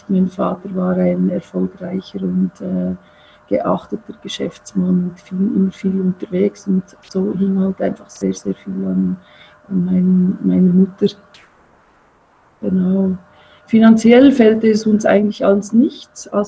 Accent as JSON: {"language": "German", "region": "Zurich", "country": "Switzerland", "tie": "born or raised there", "lives_now": "Bern, Switzerland", "said": "Zürich aufgewachsen und dann lebe jetzt schon seit vielen, vielen Jahren in Bern und bin, äh, fühle mich auch als Bernerin."}